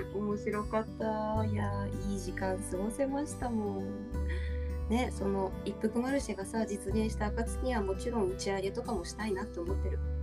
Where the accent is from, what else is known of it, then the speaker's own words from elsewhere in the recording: Hokkaido, Japan; accent: Hokkaido; 北海道の人って自分ではなまってないって思ってるじゃん私たち